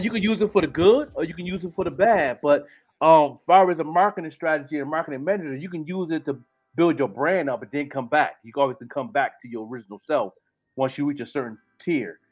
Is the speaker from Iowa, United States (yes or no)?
no; Buffalo, New York, United States; moved away; I'm just a kid from Buffalo. A ghetto kid that grew up ashy, nappy hair like everybody else